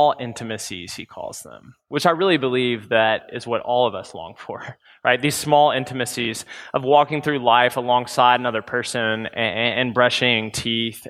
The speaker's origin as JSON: {"language": "English", "town": "Memphis", "region": "Tennessee", "country": "United States", "tie": "born or raised there", "said": "growing up in Memphis, Tennessee"}